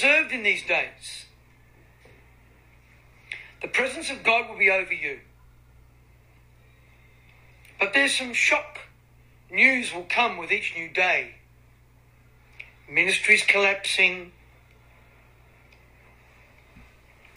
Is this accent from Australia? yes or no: yes; Australia; I'm from Australia